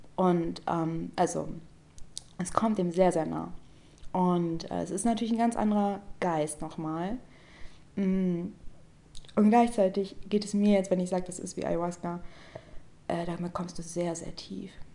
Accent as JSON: {"language": "German", "country": "Germany", "said": "ich bin Deutsche"}